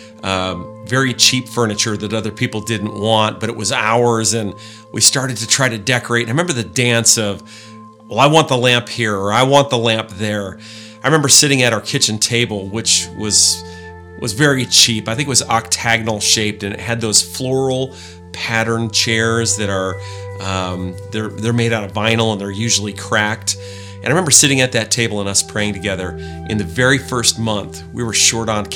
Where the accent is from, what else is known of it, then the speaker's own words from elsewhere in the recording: Maine, United States; now in Southwest Washington, United States; Part of my life, I grew up in the Northeast and up in Maine.